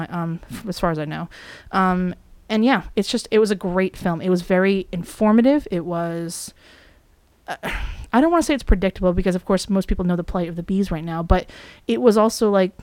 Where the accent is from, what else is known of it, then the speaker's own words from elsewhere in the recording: New England, United States; around New England, where we are from.